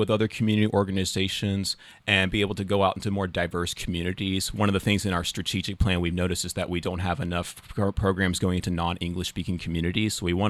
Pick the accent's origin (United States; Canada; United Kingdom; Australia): United States; the South; accent: Southern; people enjoy my Southern accent.